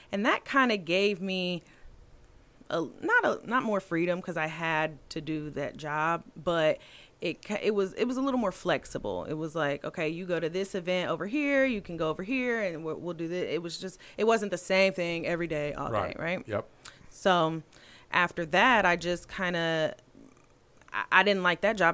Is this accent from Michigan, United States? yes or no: no; Anderson, Indiana, United States; I grew up, I was born and raised in Anderson, Indiana